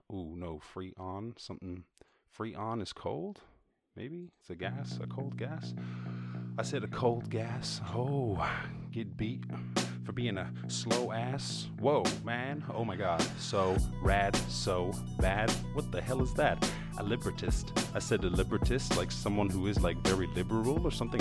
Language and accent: English; Ireland; moved away; I come from Ireland